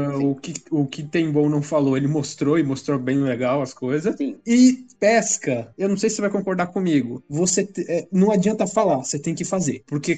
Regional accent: Brazil

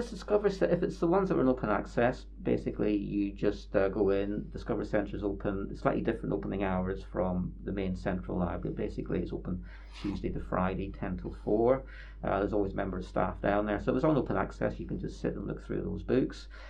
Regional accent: Bangor, Northern Ireland, United Kingdom; now in Northampton, United Kingdom; I come from Bangor in Northern Ireland.

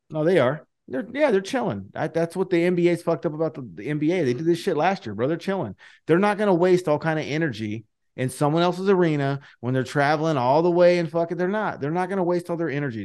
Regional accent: Fresno, California, United States; I'm from Fresno

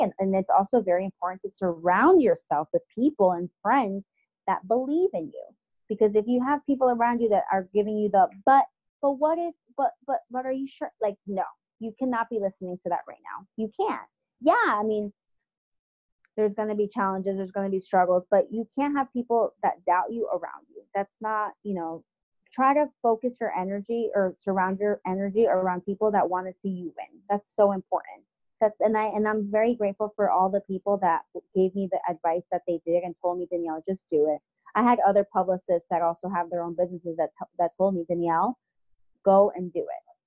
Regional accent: South Florida, United States; moved away as an adult; also born or lived in Paterson, New Jersey; now in New York City, United States; when I grew up in South Florida

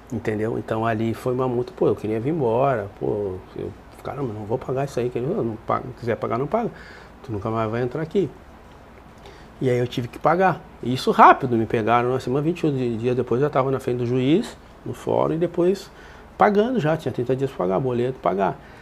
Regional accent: Porto Alegre, Rio Grande do Sul, Brazil; eu saí da Restinga e fui morar lá embaixo da, na caverna, lá no Grêmio

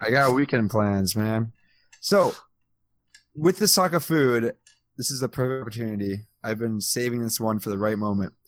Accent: Midwest, United States; I'm from the Midwest

